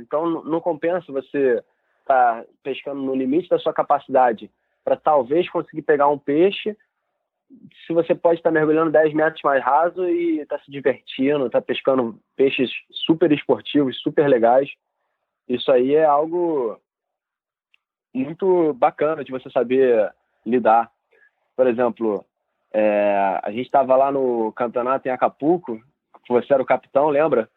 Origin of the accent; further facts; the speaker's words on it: Rio de Janeiro, Brazil; as ilhas aqui do litoral do Rio, onde eu fui criado pescando